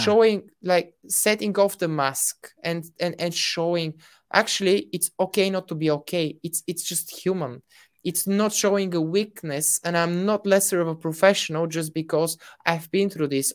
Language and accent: English; Bulgaria; I'm from Bulgaria